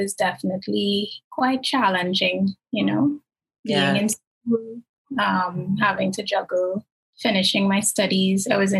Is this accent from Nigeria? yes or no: no; Trinidad & Tobago; In terms of my religious background versus being a Trinidadian.